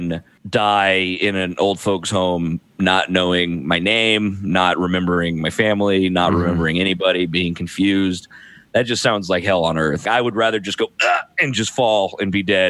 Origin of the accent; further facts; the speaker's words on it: United States; I'm an American, born and raised.